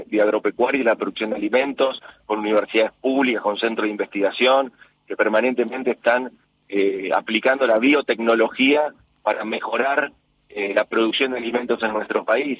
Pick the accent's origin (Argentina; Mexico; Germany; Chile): Argentina